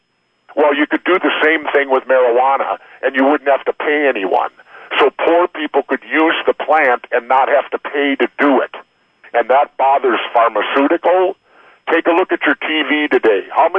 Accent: Minnesota, United States; absolutely. He grew up in my home state. We were both trained by the same guy, Eddie Sharkey, trained us to wrestle.

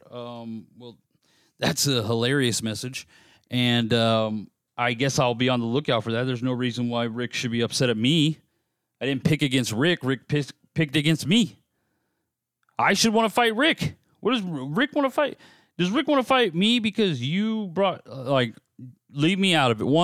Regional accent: United States; I'm an American

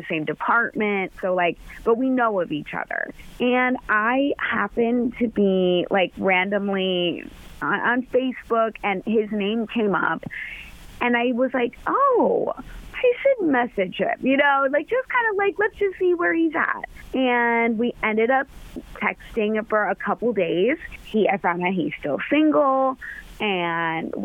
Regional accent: Middletown, Ohio, United States; I'm from Middletown

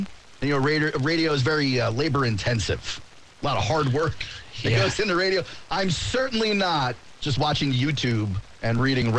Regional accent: Northeast, United States; moved away as an adult; You're growing up in the Northeast, so we always thought if you went to the school, you supported. But I've been living down here for 20 years

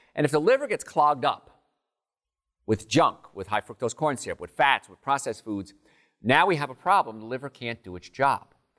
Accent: New Jersey, United States; I grew up in New Jersey, right in the meadowlands, swamps of Jersey

